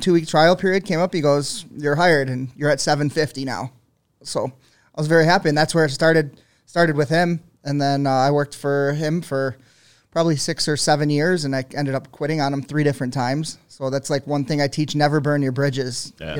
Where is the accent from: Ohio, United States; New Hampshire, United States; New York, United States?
New York, United States; Buffalo; I'm from Buffalo. So my dad goes, what are you going to do?